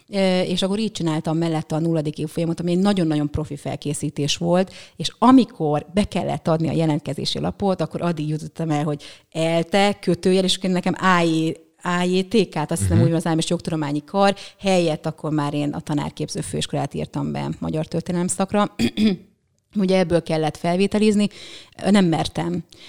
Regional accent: Püspökladány, Hajdú-Bihar, Hungary; moved away; also born or lived in Budapest; püspöklerány vagyok, ö, ott születtem, akkor még falu volt, most már egy kisváros

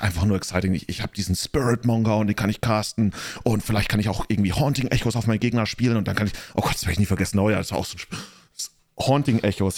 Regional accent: near Freising, Bavaria, Germany; Ich komme aus Neufan, das ist in der Nähe von Freising

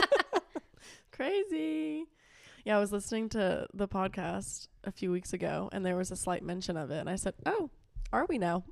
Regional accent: Florida, United States; moved away; I could have a full week home in Florida. I'm from Florida

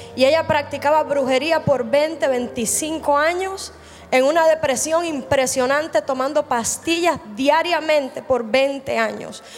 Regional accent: Cuba; Yo soy cubana

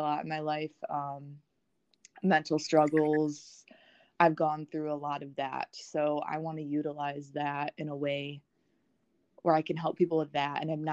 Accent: Wisconsin, United States; now in South Carolina, United States; I'm originally from Wisconsin.

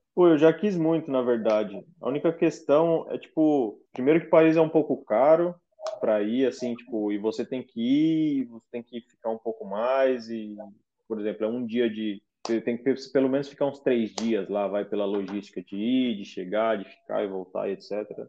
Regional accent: Brazil; moved away; ser brasileiro aqui fora

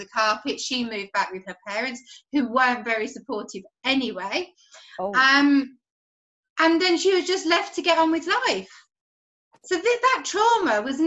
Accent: Birmingham, West Midlands, United Kingdom; I'm from Birmingham in the UK

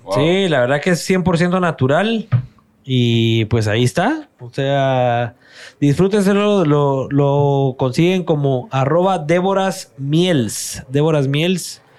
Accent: Guatemala; accent: Chapín

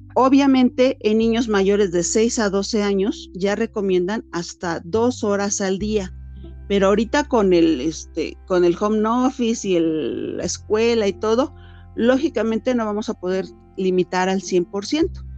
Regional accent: Mexico; nosotros como latinos, como mexicanos

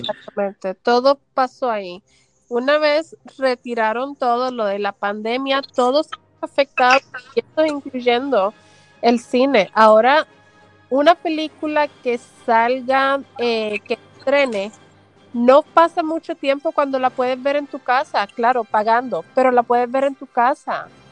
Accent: Puerto Rico; now in Texas, United States; soy de Puerto Rico, viviendo en Texas

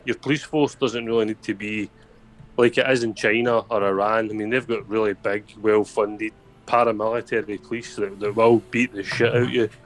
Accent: Scotland, United Kingdom; I'm Scottish

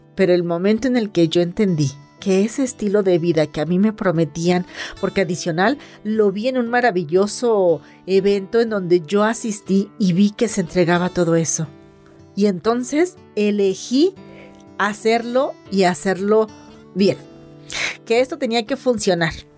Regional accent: Mexico; soy mexicana

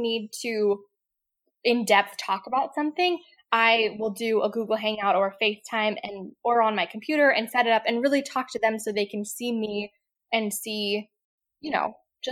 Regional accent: Lancaster, Pennsylvania, United States; moved away as an adult; also born or lived in Outer Banks, North Carolina / upstate New York; So I grew up in Lancaster, Pennsylvania, which is like Amish country. And I grew up there.

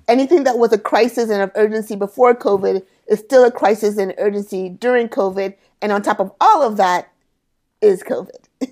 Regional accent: United States; I am first generation American Sierra Leonean. So my mm. parents are born and raised in Sierra Leone. I was born and raised here in the States.

